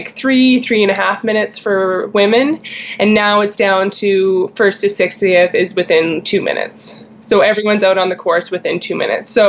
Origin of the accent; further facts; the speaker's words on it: Canmore, Alberta, Canada; Growing up in Canmore